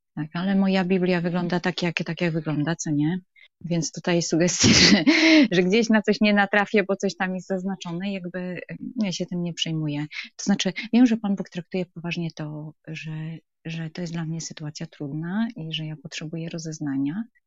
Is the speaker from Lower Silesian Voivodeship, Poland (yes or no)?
yes; Wrocław, Lower Silesian Voivodeship, Poland; jestem z Wrocławia